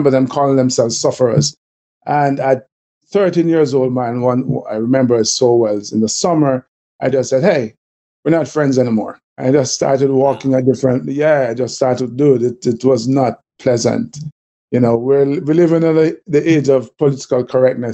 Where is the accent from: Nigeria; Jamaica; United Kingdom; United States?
Jamaica; accent: Jamaican; they're probably hearing from the accent that I'm Jamaican too